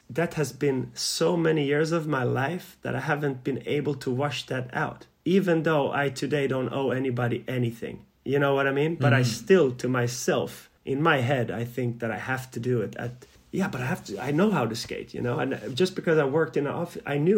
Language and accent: English; Malmö, Skåne, Sweden; also born or lived in Yugoslavia; Malmö and my hometown